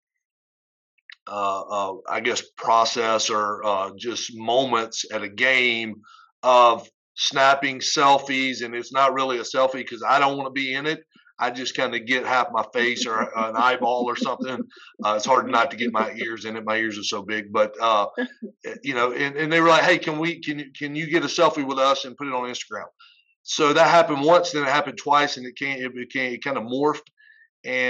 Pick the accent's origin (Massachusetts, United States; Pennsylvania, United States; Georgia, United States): Georgia, United States; Winder; now in Marietta, United States; I grew up in Winder, Georgia, which is over by Athens, by the University of Georgia